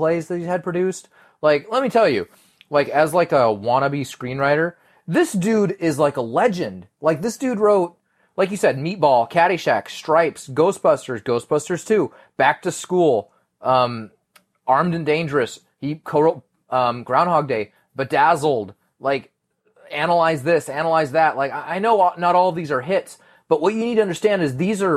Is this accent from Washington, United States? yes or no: yes; Spokane, Washington, United States; now in California, United States; I used to be kind of okay when I was from Spokane. I'm not from Spokane anymore